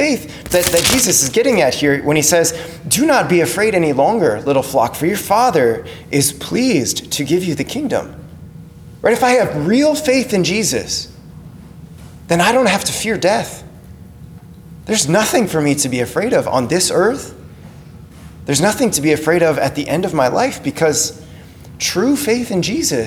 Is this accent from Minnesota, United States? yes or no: yes; Crookston, Minnesota, United States; growing up in Crookston